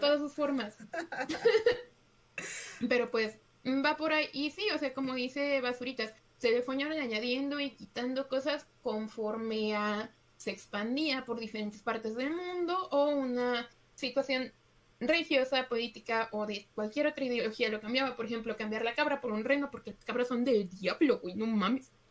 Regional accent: Mexico; somos mexicanos

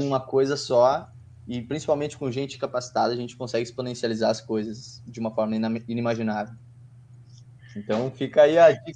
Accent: Porto Alegre, Rio Grande do Sul, Brazil; A gente fala de Porto Alegre.

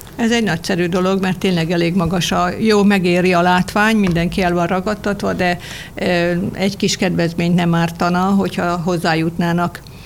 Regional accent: Nádasladány, Fejér, Hungary; Én ott születtem, ott gyakran vagyok ott

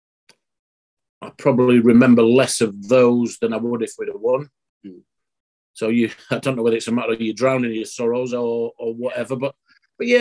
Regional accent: Barnsley, Yorkshire and the Humber, United Kingdom; also born or lived in Sheffield; where I'm from in Cudworth in Barnsley, near the railway bridge

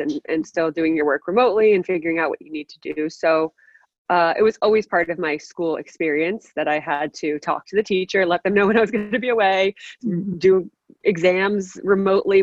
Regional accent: New Jersey, United States; also born or lived in North Carolina; I'm originally from New Jersey, which is where I live now. Grew up playing soccer here

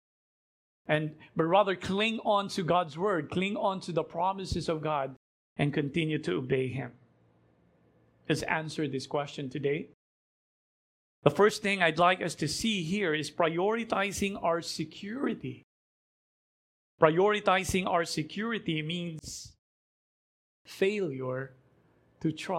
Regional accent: Philippines; as a Filipino

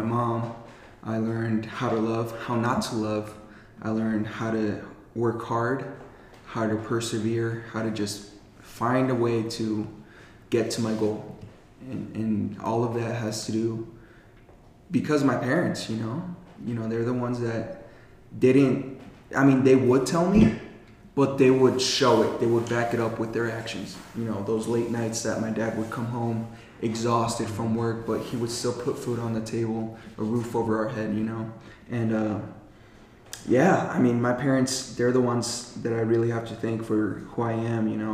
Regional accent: Eagle Valley, Colorado, United States; also born or lived in Toms River, New Jersey; when I was two years old, I came to Colorado. So I just say I was raised here in Colorado

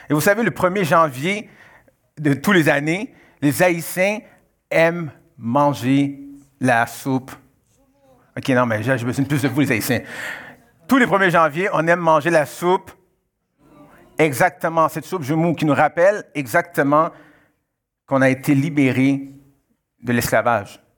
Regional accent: Canada; born there; je suis, euh, euh, d'origine haïtienne, je suis né au Canada, mais je suis d'origine haïtienne.

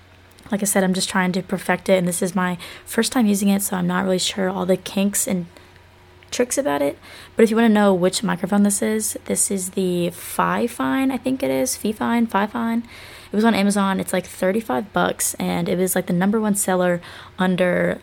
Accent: Athens, Georgia, United States; I was born in Athens, Georgia, born and raised in Georgia. I've never lived anywhere else

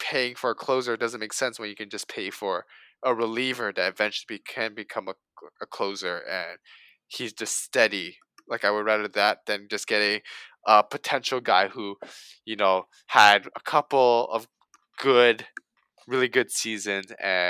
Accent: Toronto, Ontario, Canada; we're both from Toronto

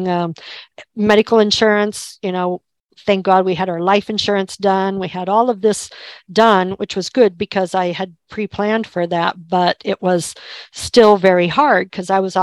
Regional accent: Kansas, United States; moved away as an adult; also born or lived in Albuquerque; I was born and raised in Kansas

